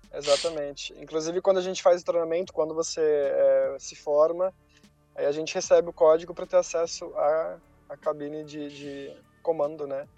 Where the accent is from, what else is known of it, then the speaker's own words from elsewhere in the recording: Brazil; moved away as an adult; also born or lived in Brussels, Belgium; eu era brasileiro